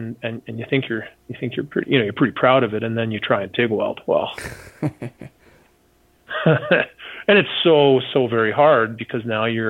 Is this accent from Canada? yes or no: yes; Canada; I'm some goof from Canada.